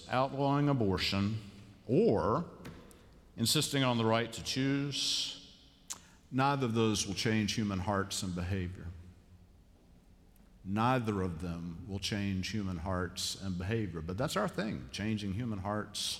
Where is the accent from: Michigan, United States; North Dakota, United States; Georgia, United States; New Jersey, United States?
Georgia, United States; Savannah; now in Charlotte, United States; growing up in Savannah, Georgia